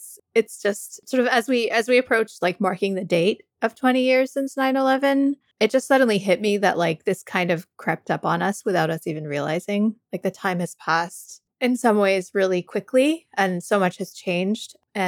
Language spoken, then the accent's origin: English; Canada; also born or lived in United States; I am kind of like a nomad since birth. I've been traveling around. I grew up partially in Canada, partially in the US.